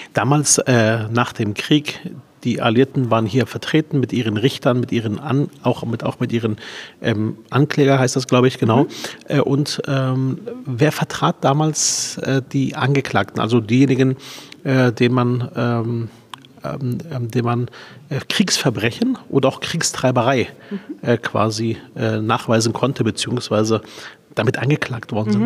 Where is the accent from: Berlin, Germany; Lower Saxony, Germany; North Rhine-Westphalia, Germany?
Berlin, Germany; Ich komme aus Spandau. Spandau ist ein Bezirk